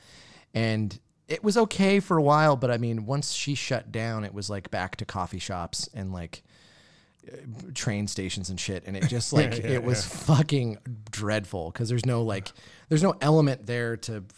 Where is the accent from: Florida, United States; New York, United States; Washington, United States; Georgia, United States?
Washington, United States; Yakima; I grew up in Yakima